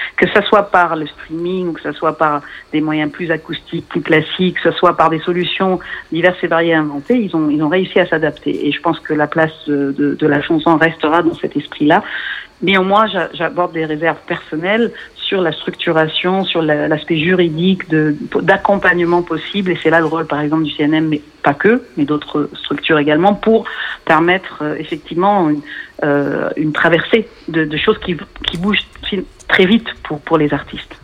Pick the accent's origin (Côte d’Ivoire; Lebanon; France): Lebanon; je suis libanaise, euh, née au Liban